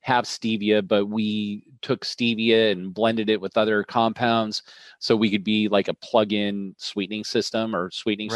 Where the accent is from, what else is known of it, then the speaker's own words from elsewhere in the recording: Colorado, United States; also born or lived in Milwaukee, Wisconsin; I grew up on a ranch in Colorado